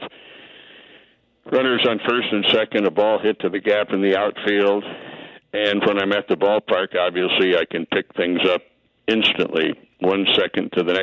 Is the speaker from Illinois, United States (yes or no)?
yes; Bloomington, Illinois, United States; moved away as an adult; also born or lived in Peoria, Illinois / St. Louis / Kansas City; I grew up in Bloomington Normal, up in central Illinois